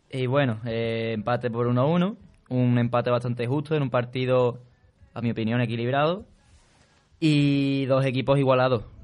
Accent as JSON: {"language": "Spanish", "town": "Jerez de la Frontera", "region": "Andalusia", "country": "Spain", "said": "el equipo de mi tierra."}